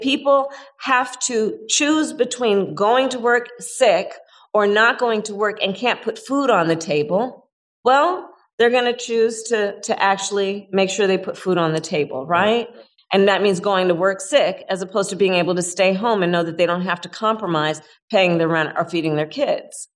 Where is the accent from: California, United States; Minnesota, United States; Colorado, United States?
California, United States; my home state of california